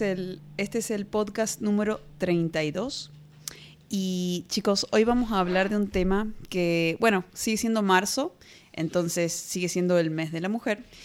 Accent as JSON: {"language": "Spanish", "country": "Argentina"}